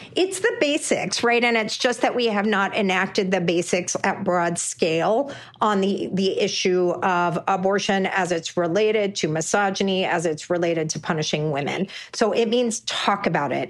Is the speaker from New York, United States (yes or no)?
no; Texas, United States; my home state of Texas